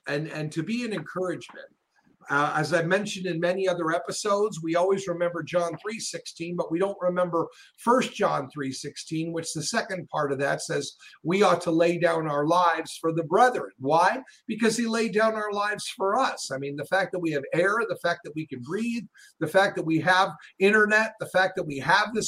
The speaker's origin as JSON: {"language": "English", "town": "Los Angeles", "region": "California", "country": "United States", "also_born_or_lived": "Chicago", "moved": "yes", "lives_now": "Tennessee, United States", "said": "I was originally from Los Angeles"}